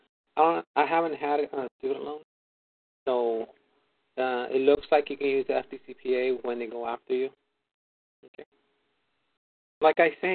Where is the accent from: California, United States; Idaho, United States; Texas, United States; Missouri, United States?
California, United States; also born or lived in Arizona; I come from California